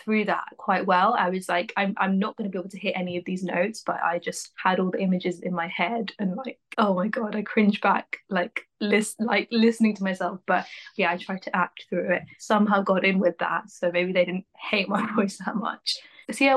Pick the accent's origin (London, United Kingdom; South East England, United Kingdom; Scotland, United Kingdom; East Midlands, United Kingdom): London, United Kingdom; Wembley; moved away as an adult; also born or lived in Preston / Leicester; now in Manchester, United Kingdom; I grew up in Wembley and I lived there like most of my life